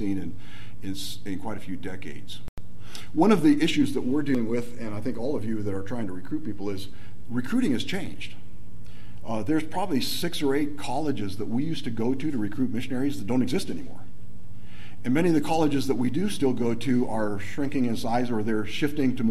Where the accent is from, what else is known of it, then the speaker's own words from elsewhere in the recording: Nigeria; moved away; I grew up in Nigeria